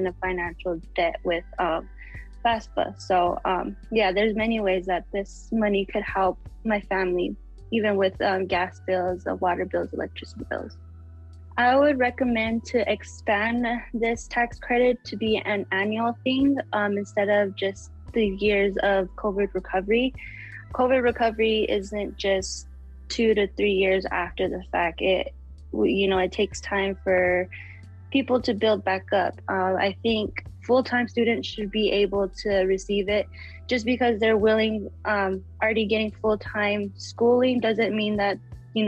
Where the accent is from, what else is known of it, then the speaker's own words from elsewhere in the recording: Taos Pueblo and Jemez Pueblo, New Mexico, United States; I am from Taos Pueblo and Jemez Pueblo, New Mexico.